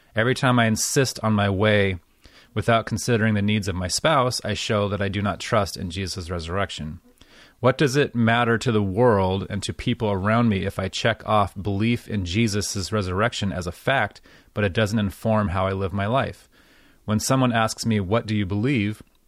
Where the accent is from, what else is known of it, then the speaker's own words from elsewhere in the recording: United States; as an American